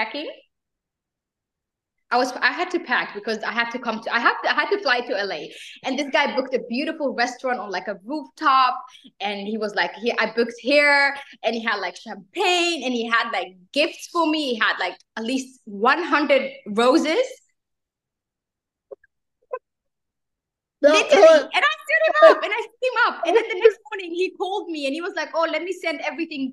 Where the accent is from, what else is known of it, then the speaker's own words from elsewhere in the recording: Netherlands; I'm half Somali, half Kenyan, but I grew up in Holland my whole life